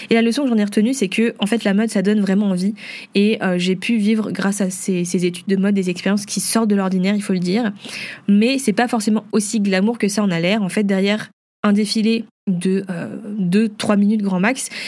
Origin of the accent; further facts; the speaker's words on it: Vietnam; vu que je suis vietnamienne, eh ben, je pouvais représenter un petit peu la culture